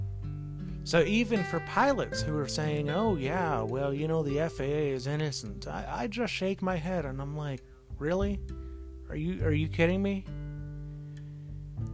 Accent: United States; as American citizens

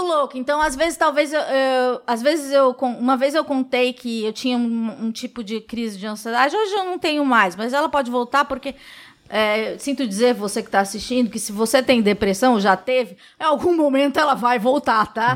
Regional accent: São Paulo, Brazil; Eu nasci no Capão Redondo

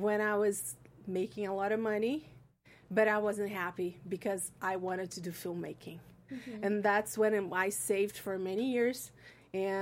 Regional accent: Brazil; moved away as an adult; now in Los Angeles, United States; In Brazil. I'm from Brazil

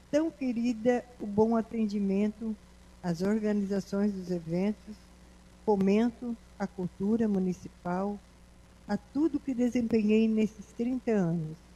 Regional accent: Araranguá, Santa Catarina, Brazil; Nasci e me criei em Araranguá

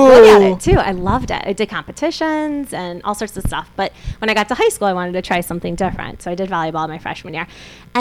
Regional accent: Deerfield, Illinois, United States; also born or lived in Kansas; now in Chicago, United States; born and raised in Deerfield.

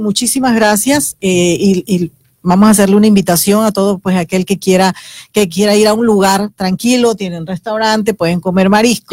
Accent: Horconcitos, Chiriquí, Panama; moved away; yo nací en Horconcitos, teníamos que salir del pueblo porque no había opciones

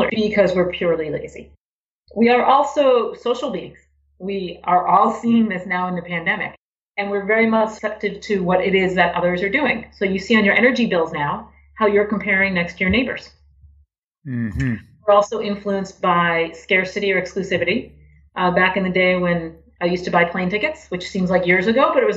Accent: Boston, Massachusetts, United States; moved away as an adult; also born or lived in Miami, Florida; now in Connecticut, United States; I grew up in Boston

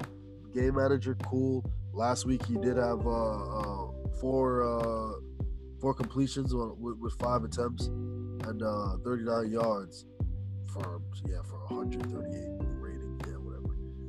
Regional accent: New York, United States; you go down to Florida as a New Yorker, like I have family in Florida

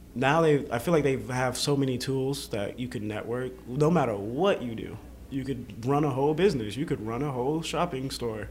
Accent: Atlanta, Georgia, United States; also born or lived in Boston, Massachusetts; I can say I did, yeah, grow up in the downtown area right. of Atlanta

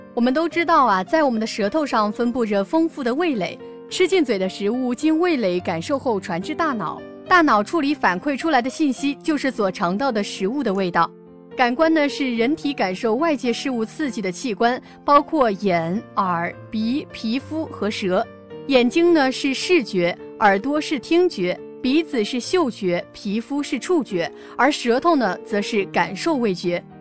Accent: southern China, China; 我们作为一个南方人

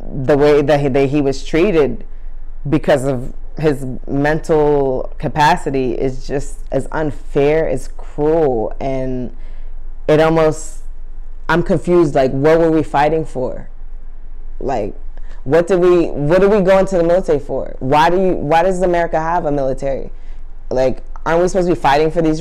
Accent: New York City, New York, United States; I'm from Harlem

